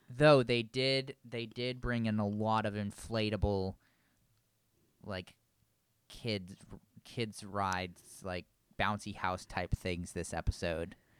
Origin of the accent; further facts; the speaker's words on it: Vermont, United States; I was born and raised in Vermont.